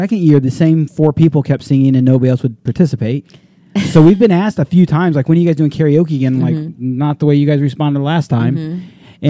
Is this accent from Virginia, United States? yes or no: no; Texas, United States; I'm a redneck from Texas, y'all.